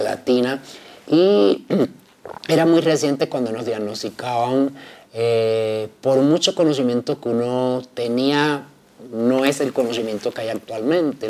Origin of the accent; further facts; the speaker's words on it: Havana, Cuba; moved away as an adult; also born or lived in Camilo Cienfuegos (Habana del Este); now in Bogotá, Colombia; inicialmente fui defensora de derechos humanos en La Habana, Cuba, que es mi ciudad natal, donde nací